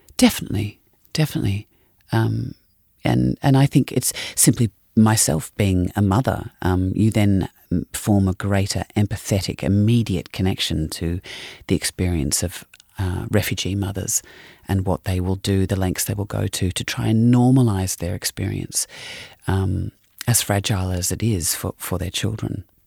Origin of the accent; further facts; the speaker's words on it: Australia; being an Australian